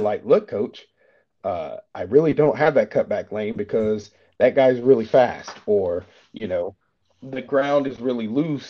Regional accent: Chattanooga, Tennessee, United States; moved away as an adult; also born or lived in Colorado; now in Germany; in my hometown, there's a Volkswagen uh, plant in Chattanooga, Tennessee

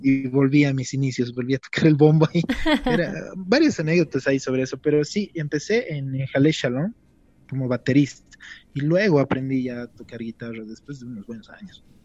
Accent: La Paz, Bolivia; quisiera hablarles en mi lenguaje, ¿no? Primero como boliviano, después como paseño

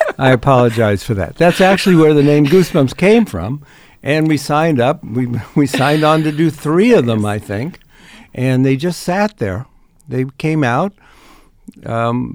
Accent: Ohio, United States; moved away; I grew up in Ohio

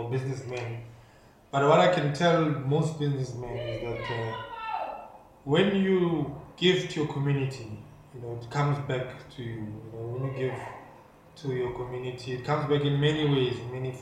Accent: Welkom, Free State, South Africa; Growing up in Welkom, I enjoyed it so much

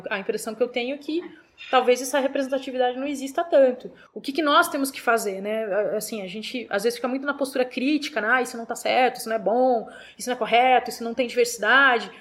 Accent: Brazil; Nós somos brasileiros e brasileiras

